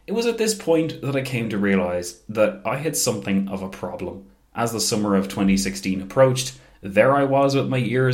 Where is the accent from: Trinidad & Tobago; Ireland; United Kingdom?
Ireland; as Irish people are aware, Easter, and especially the year 1916, holds a very special place in the pantheon of our national story